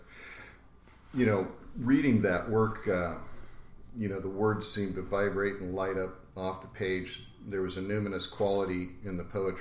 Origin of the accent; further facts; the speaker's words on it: San Jose, California, United States; It was the late 70s, and I grew up in San Jose